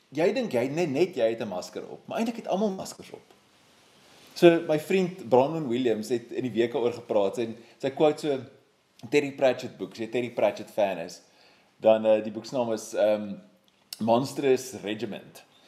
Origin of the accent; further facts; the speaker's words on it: South Africa; my wye gemeenskap as 'n Suid-Afrikaner